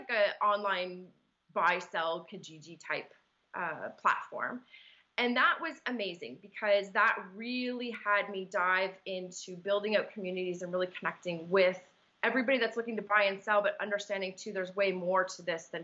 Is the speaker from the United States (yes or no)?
no; Markham, Ontario, Canada; I'm born and raised in Markham, so that's kind of where my home is